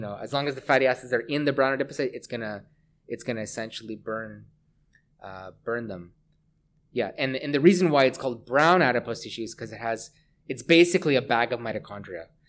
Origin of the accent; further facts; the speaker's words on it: Hamilton, Ontario, Canada; moved away as an adult; also born or lived in Vancouver; I grew up in Hamilton, Ontario